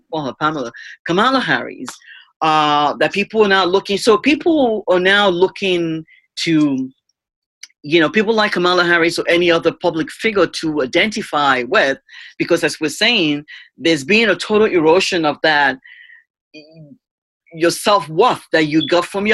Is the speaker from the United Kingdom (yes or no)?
no; Nigeria; moved away; me being a Nigerian immigrant